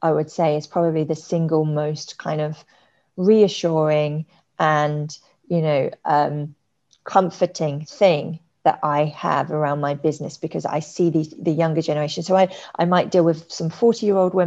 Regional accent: London, United Kingdom; moved away as an adult; now in Singapore; I'm from London

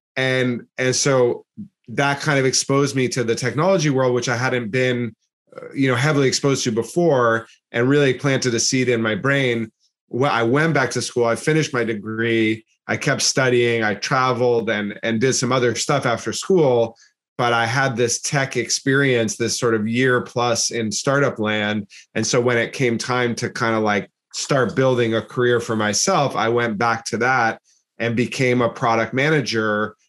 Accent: Massachusetts, United States; moved away as an adult; also born or lived in New York / New Jersey; I'm from the US, I'm from Massachusetts, and I was going to school in New York

